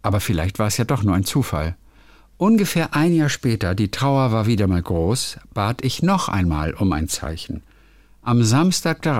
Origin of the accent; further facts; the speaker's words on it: Northern Germany, Germany; ich als Norddeutscher sag dir ganz ehrlich, dass ich da gerade ein bisschen überfragt